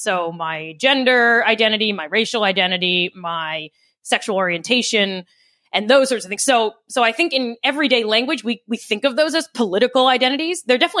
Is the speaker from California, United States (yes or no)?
no; New York, United States; I'm non-binary, I'm a Democrat, I'm a New Yorker